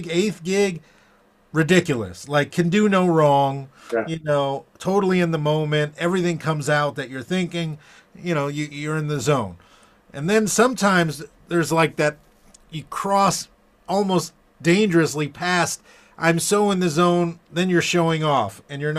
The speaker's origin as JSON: {"language": "English", "town": "Fort Lauderdale", "region": "Florida", "country": "United States", "tie": "born or raised there", "said": "growing up in Fort Lauderdale."}